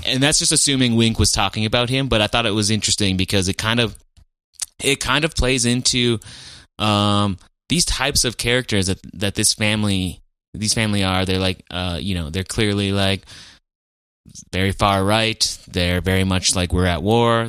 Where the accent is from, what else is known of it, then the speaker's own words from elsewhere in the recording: Fargo, North Dakota, United States; they lived on Seventh Street, which is where I lived when I grew up in Fargo.